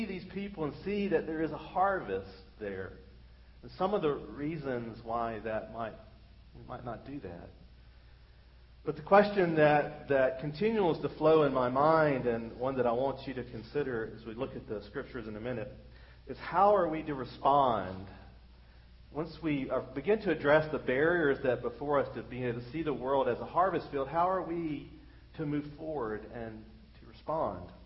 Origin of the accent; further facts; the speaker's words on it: United States; being an American